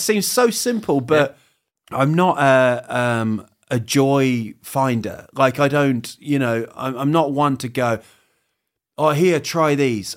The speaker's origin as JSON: {"language": "English", "country": "New Zealand", "tie": "born or raised there", "also_born_or_lived": "Huddersfield, England", "moved": "as an adult", "lives_now": "Sweden", "said": "I grew up in New Zealand"}